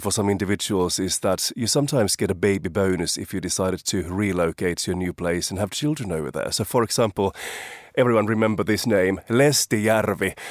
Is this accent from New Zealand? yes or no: no; Finland; moved away; I'm from Finland